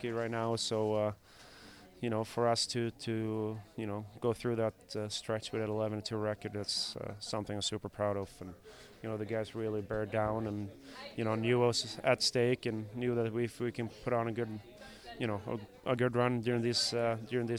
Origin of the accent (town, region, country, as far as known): Sweden; moved away